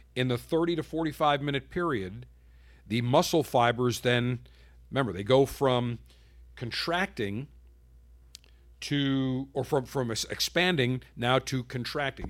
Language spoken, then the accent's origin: English; Buffalo, New York, United States; moved away; my hometown of Buffalo